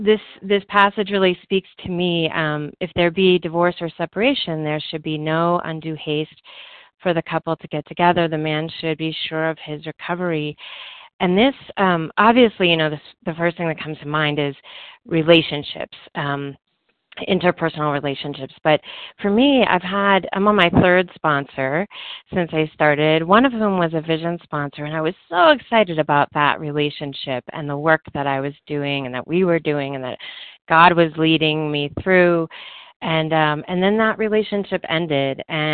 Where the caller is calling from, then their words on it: Colorado, United States; I am calling from Colorado